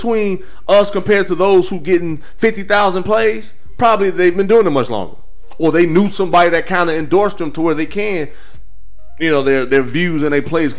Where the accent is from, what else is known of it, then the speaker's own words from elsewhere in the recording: Midwest, United States; now in Houston, United States; I'm from the Midwest.